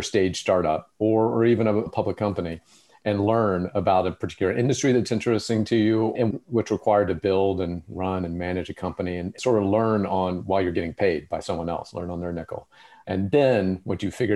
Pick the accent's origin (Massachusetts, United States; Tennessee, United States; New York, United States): Tennessee, United States; Memphis; where I grew up in Memphis, Tennessee